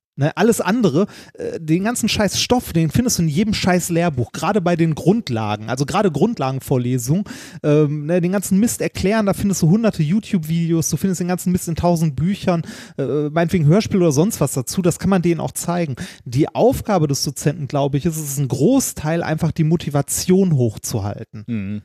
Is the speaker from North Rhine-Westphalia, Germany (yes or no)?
yes; Ruhr area, North Rhine-Westphalia, Germany; wir kommen beide aus dem Ruhrgebiet, da redet man so.